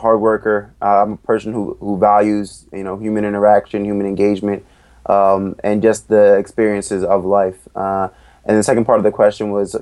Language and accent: English; Ellicott City, Maryland, United States; also born or lived in Philadelphia; I grew up right outside of Baltimore in Ellicott City, Maryland